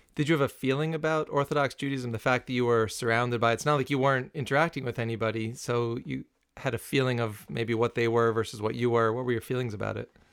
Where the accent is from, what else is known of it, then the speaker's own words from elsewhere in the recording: New City, New York, United States; I grew up in New City, which was, like, steps away from Muncie